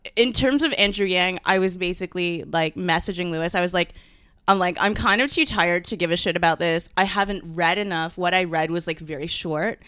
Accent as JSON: {"language": "English", "country": "Canada", "tie": "born or raised there", "also_born_or_lived": "Singapore", "said": "I am from Singapore, but I'm of Chinese descent, even though I was born here in Canada, so I'm a thousand percent Canadian"}